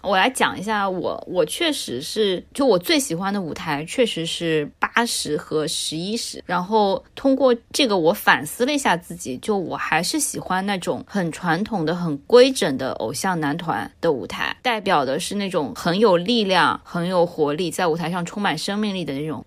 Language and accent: Chinese; China; 我作为一个中国人看不懂的